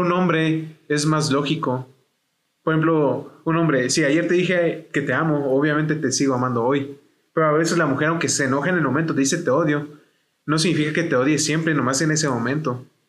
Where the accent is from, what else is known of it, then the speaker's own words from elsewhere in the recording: Chihuahua, Mexico; moved away as an adult; also born or lived in United States (born) / Salt Lake City, Utah; regresé a Chihuahua y tengo 20 años. Yo soy nacido en Estados Unidos